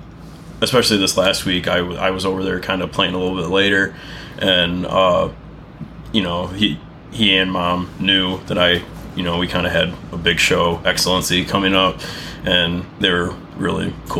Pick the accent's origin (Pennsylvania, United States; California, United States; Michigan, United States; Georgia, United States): Michigan, United States; Fenton; also born or lived in Mount Pleasant, Michigan; I moved back to my hometown of Fenton, which is around the Flint area.